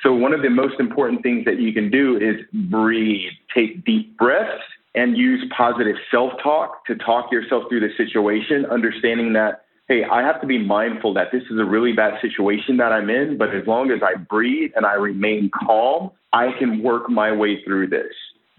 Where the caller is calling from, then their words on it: San Diego, California, United States; I am calling from San Diego, California.